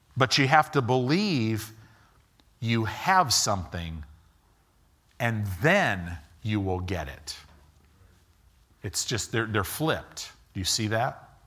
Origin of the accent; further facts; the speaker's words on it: Illinois, United States; moved away; also born or lived in Southern California; I grew up in Illinois.